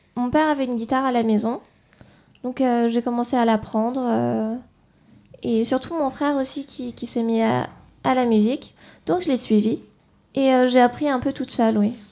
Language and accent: French; France; je suis née en France.